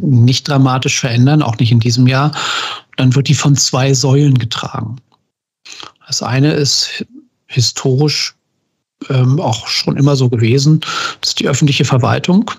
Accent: Germany; ich komme aus der DDR.

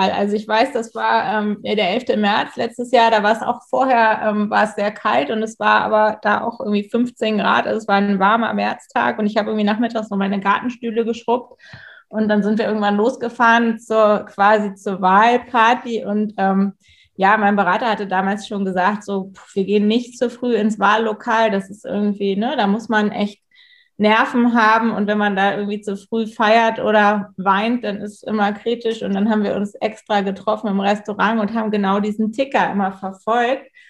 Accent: Pinneberg, Schleswig-Holstein, Germany; ich komme ja aus, aus Pinneberg, ich sage mal, Pinneberg nicht so ein bisschen zu Hamburg wie Stockelsdorf zu Lübeck, also es ist direkt da dran.

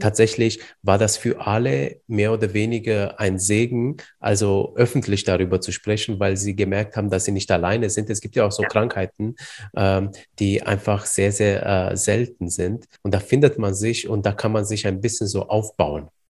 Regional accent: Iași, Iași County, Romania; moved away; Du kommst ja genauso wie ich aus Rumänien

